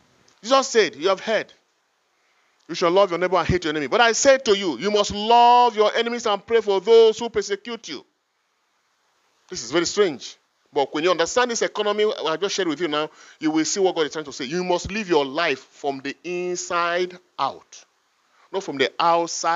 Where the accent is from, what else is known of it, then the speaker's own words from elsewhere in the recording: Igala, Kogi, Nigeria; first language Igala; English is a second language; I was born in the Igala culture. They start putting in me Igala mentality, Igala culture, Igala language, everything rooted from my culture.